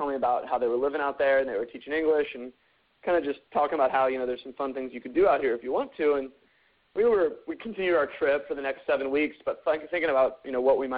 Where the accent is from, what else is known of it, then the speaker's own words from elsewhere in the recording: near San Francisco, California, United States; also born or lived in Santa Barbara, California / Spain; I grew up in just near San Francisco